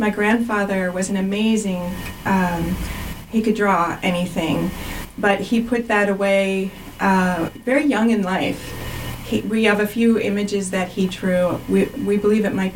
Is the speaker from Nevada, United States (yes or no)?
no; Euclid, Ohio, United States; moved away; I am from Euclid, Ohio, and Euclid is the first suburb east of Cleveland. And I grew up at the time of the notorious Cuyahoga River catching on fire